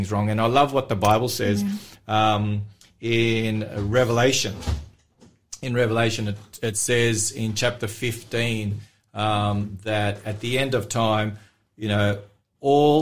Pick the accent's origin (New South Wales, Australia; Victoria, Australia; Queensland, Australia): Victoria, Australia; Melbourne; In Australia, in the city that I grew up in Melbourne